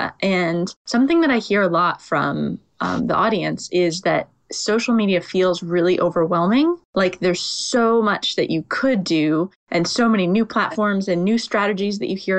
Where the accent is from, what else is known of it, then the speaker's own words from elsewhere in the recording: United States; now in London, United Kingdom; Holly and I are both in London and we're both American